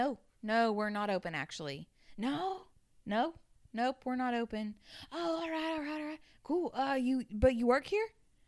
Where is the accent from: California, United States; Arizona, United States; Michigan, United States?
Arizona, United States; I'm 39. I'm 39. I'm from Arizona.